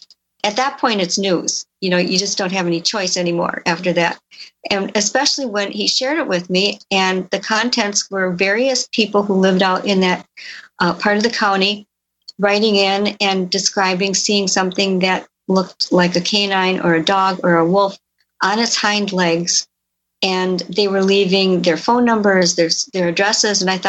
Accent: Elkhorn, Wisconsin, United States; my hometown of Elkhorn, Wisconsin

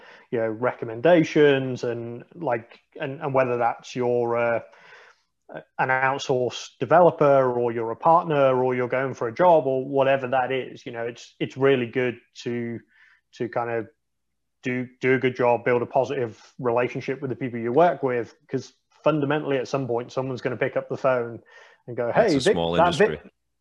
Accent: United Kingdom; I think as British people

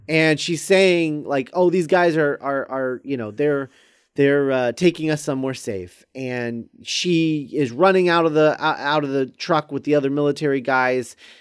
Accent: United States; we're American

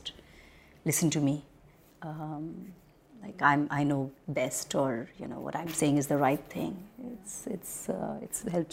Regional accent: India; I'm very Indian in the way I am

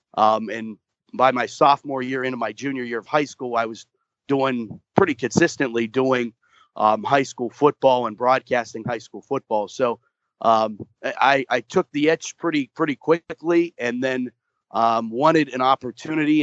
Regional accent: Moon Township, Pennsylvania, United States; I grew up in Moon Township, just about 20 minutes outside of Pittsburgh

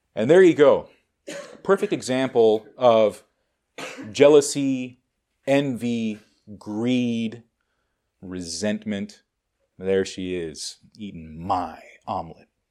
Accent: United States; American Buddhists

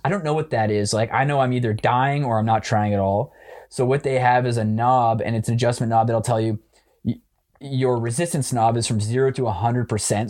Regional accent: Waterloo, Ontario, Canada; moved away as an adult; now in Toronto, Canada; I grew up in Waterloo my whole life.

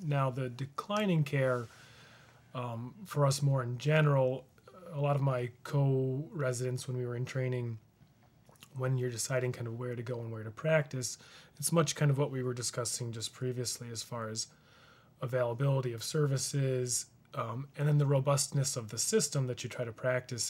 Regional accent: Rushville, United States; born or raised there

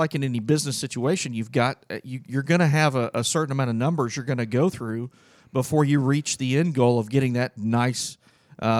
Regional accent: Tulsa, Oklahoma, United States; I got back here in my hometown in Tulsa

